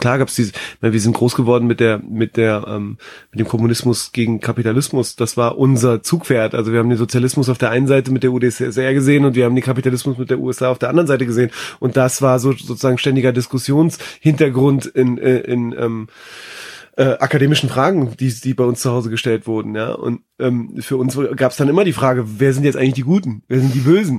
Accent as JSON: {"language": "German", "region": "Berlin", "country": "Germany", "tie": "born or raised there", "said": "ich bin ja in Berlin groß geworden"}